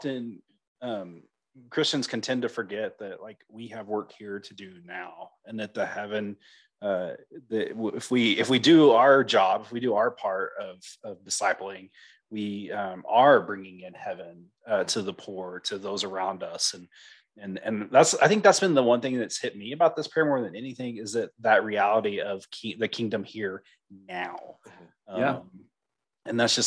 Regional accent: Oklahoma, United States; I'm coming from Oklahoma

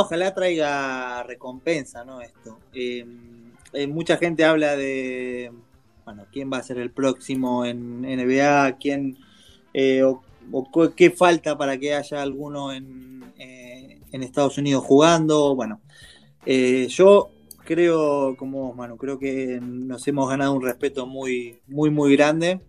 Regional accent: Argentina; somos más argentinos que españoles

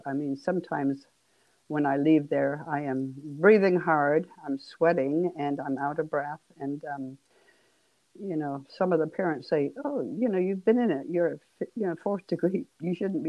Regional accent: England, United Kingdom; but you probably gathered I'm from England. And we played hockey.

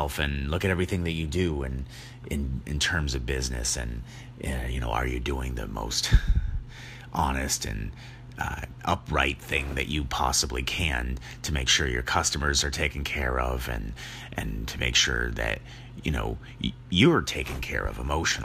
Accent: New Hampshire, United States; now in Vermont, United States; I am from the Northeast, born in New Hampshire, and so came over and live in Vermont now, been here ever since

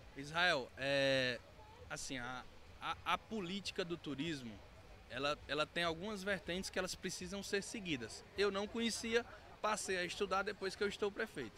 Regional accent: Araguaína, Tocantins, Brazil; sou natural de Araguaína, mas hoje estou prefeito em Araguanã

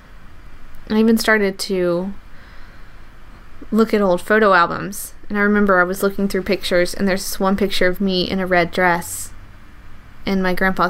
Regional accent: the South, United States; I grew up in the South

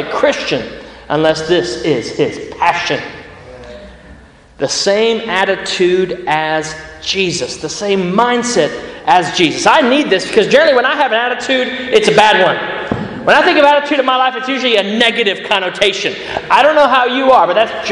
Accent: United States; moved away as an adult; also born or lived in Australia; now in Birmingham, United Kingdom; Growing up in America

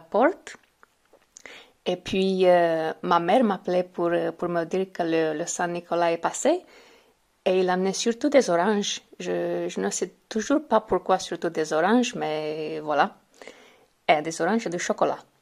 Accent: Romania; French is a second language; Je suis originaire de Roumanie

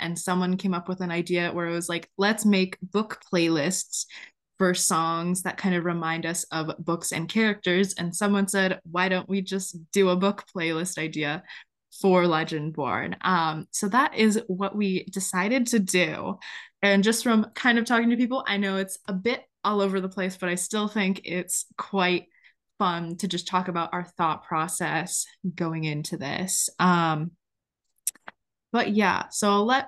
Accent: North Carolina, United States; we're from North Carolina

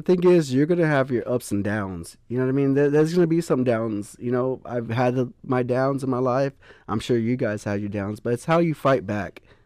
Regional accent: Poteet, Texas, United States; I'm from Poteet

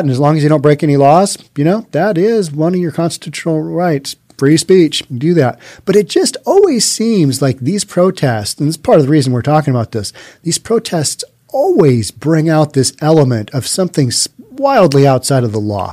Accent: Bellevue, Washington, United States; my hometown of Bellevue

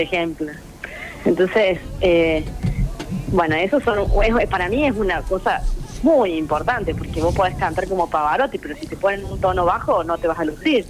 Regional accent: Córdoba, Argentina; soy cordobesa

